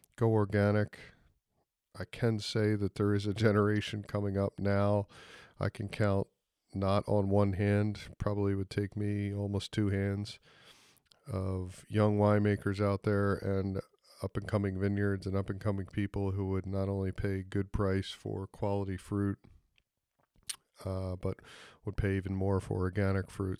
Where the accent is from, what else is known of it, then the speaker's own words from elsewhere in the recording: Philadelphia, Pennsylvania, United States; accent: American; moved away as an adult; now in New Zealand; Philadelphia, my hometown